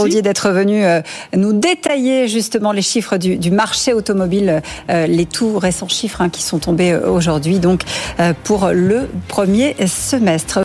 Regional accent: France; ici, chez nous, en France

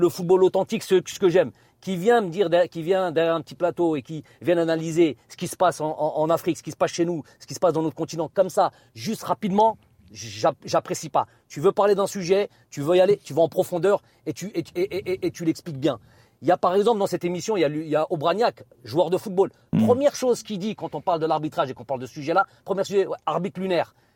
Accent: France; also born or lived in Algeria; je suis profondément algérien, j'ai ma culture aussi française qui est, indéniable puisque je suis né en France.

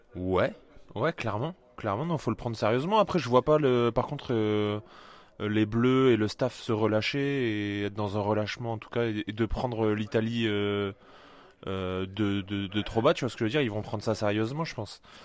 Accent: Colomiers, Occitania, France; Toulousaine, j'ai grandi à Colomiers.

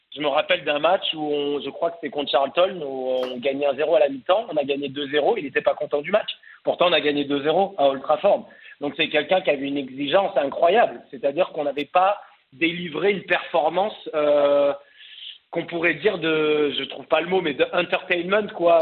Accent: Cannes, Provence-Alpes-Côte d'Azur, France; moved away as an adult; also born or lived in Paris; je suis parisien, mais j'ai grandi à Cannes

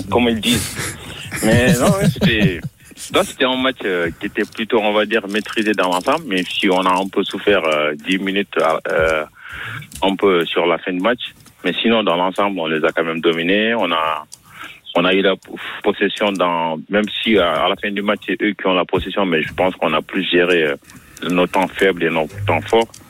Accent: Marseille, Provence-Alpes-Côte d'Azur, France; Moi, je suis Marseillais.

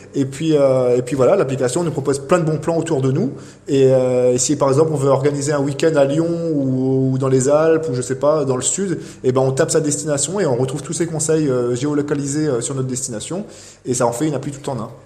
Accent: Réunion; now in Clermont-Ferrand, France; je viens de la Réunion

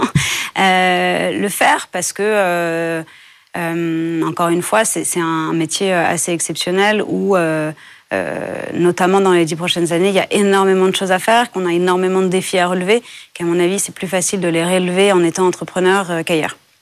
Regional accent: France; j'ai grandi en France

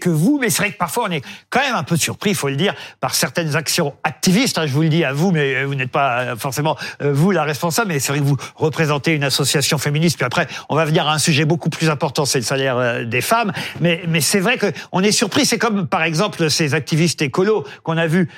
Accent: France; chez nous en France

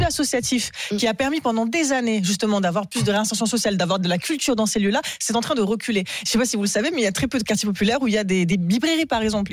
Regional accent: Avignon, Provence-Alpes-Côte d'Azur, France; moved away; j'ai grandi à Avignon, donc je connais très bien tous ces tous ces quartiers-là

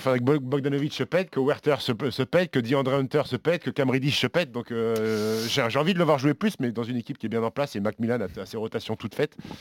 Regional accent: France; on est Français

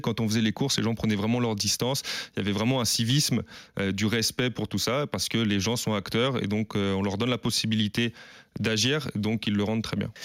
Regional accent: Paris, Île-de-France, France; moved away as an adult; also born or lived in Bern / Amiens; revenir en région parisienne parce que je suis parisien de base

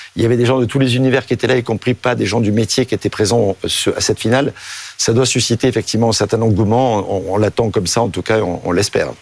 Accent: Provence-Alpes-Côte d'Azur, France; also born or lived in Marseille / Rhône / Alps; je suis né à Marseille, j'ai grandi en Provence et dans le Rhône et dans les Alpes.

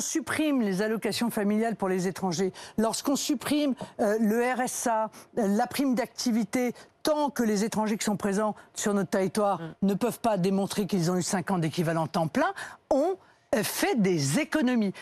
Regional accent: Brittany, France; Je suis bretonne

